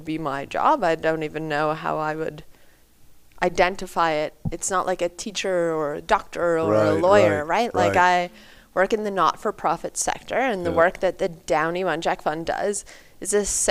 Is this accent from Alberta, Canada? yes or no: yes; Alberta, Canada; now in Toronto, Canada; I'm from Treaty 6, so I grew up northwest of St. Albert